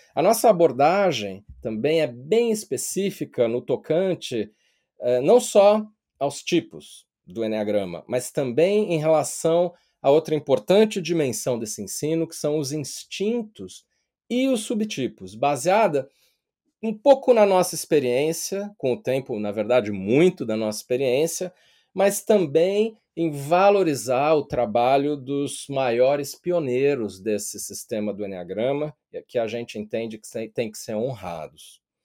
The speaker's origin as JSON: {"language": "Portuguese", "region": "São Paulo", "country": "Brazil", "tie": "born or raised there", "moved": "as an adult", "lives_now": "London, United Kingdom", "said": "eu nasci e cresci em São Paulo, sou paulistano"}